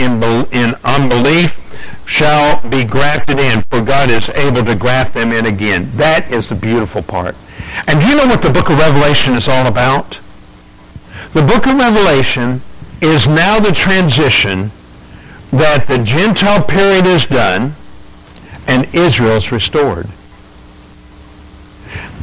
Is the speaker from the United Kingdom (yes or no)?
yes; England, United Kingdom; I'm English